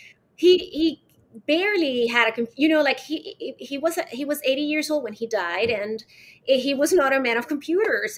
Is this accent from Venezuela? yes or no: yes; Caracas, Capital District, Venezuela; I was born in Caracas, Venezuela, and I'm 46 right now